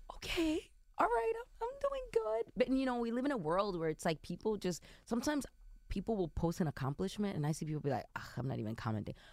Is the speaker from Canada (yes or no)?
no; Dominican Republic; i identify as as an Afro Dominican